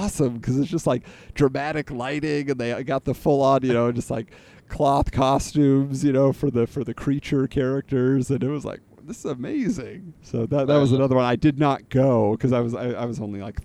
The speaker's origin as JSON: {"language": "English", "region": "California", "country": "United States", "tie": "born or raised there", "said": "I grew up in California"}